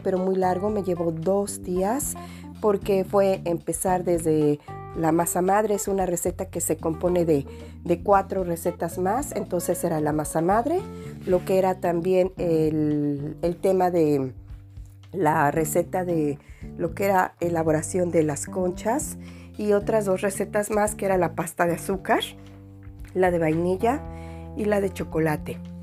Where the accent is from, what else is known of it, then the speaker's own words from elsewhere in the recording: Mexico; now in France; vive en el extranjero y que somos mexicanos